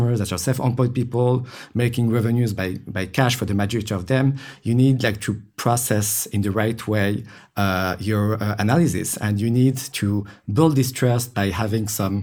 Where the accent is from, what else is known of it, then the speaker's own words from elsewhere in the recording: Morocco; I grew up in Morocco as well